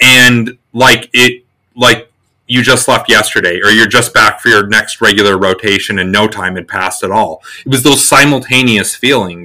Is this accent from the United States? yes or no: yes; South Dakota, United States; moved away as an adult; now in New Hampshire, United States; I grew up in South Dakota. I joined the Army when I was 18